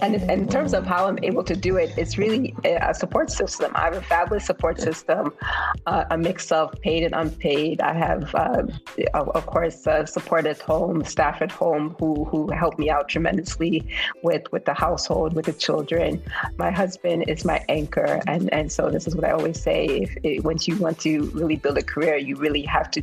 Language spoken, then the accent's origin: English; United States; accent: American; moved away as an adult; also born or lived in Germany / Turkey / Kenya; now in Nigeria; having grown up in the U.S. as a Black woman, a Black African woman